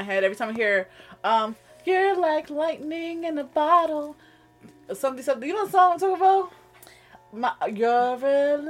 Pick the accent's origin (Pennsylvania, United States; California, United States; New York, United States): New York, United States; I'm from New York, bitch.